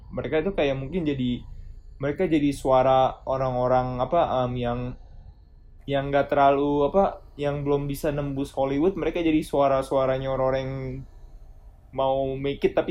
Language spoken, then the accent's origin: Indonesian; Indonesia; now in United States; karena gue gue kan orang Indo gue tinggal di US satu-satunya cara gue untuk nonton film Indonesia ini dari Netflix gitu loh